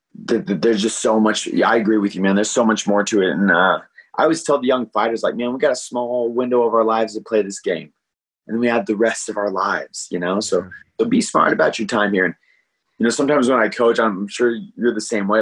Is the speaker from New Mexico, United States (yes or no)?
yes; Albuquerque, New Mexico, United States; also born or lived in El Paso, Texas; We moved up to Albuquerque when I was a little boy, and uh, and I was raised in part of Albuquerque